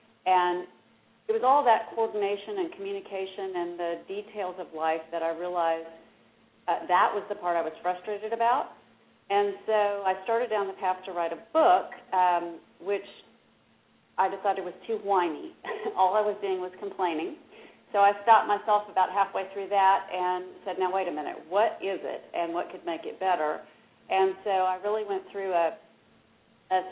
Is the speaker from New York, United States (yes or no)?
no; Dallas, Texas, United States; I am from Dallas. I'm a Dallas native